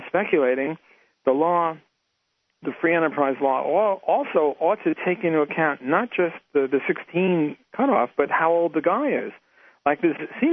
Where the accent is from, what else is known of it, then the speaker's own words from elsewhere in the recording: New York City, New York, United States; moved away; I'm Jewish, and I was from New York City